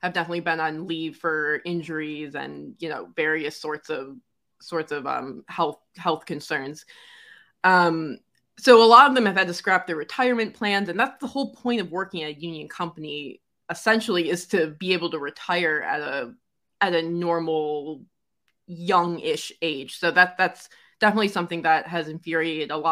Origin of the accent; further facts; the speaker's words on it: Detroit, Michigan, United States; growing up in Detroit where basically everyone is in a union